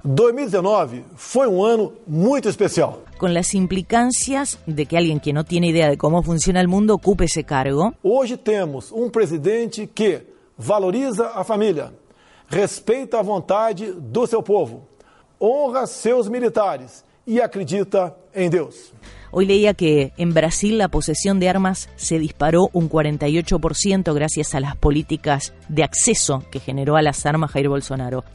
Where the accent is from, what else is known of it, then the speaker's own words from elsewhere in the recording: Argentina; yo como argentina